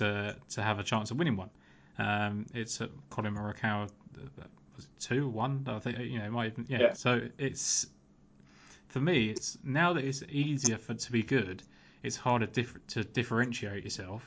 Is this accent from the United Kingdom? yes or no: yes; United Kingdom; as a Brit